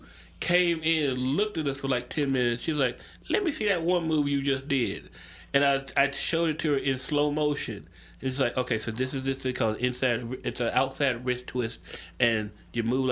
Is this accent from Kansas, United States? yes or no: no; Memphis, Tennessee, United States; I grew up in Memphis.